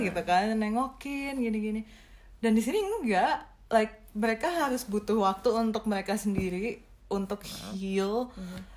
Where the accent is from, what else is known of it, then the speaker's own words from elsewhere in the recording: Indonesia; moved away as an adult; now in Sweden; sebagai orang Indo